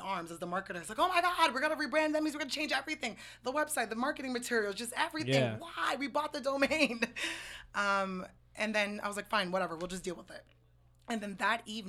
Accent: United States; moved away as an adult; also born or lived in Brooklyn, New York; now in Seattle, United States; I'm from New York, New Jersey

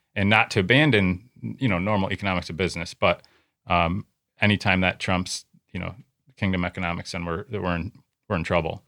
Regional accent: United States; as a American Christian churchgoer at a big church

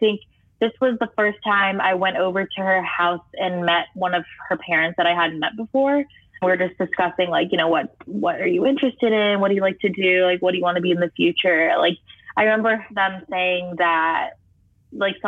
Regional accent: Fairfax, Virginia, United States; I'm 17, and I'm from Fairfax, Virginia

